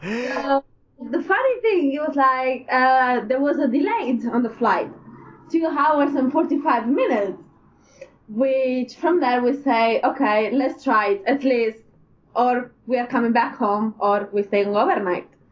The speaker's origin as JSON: {"language": "English", "town": "Naples", "region": "Campania", "country": "Italy", "also_born_or_lived": "London", "second_language": "English", "moved": "as an adult", "said": "So we are both from Italy, actually from Napoli, and we met in London four years ago."}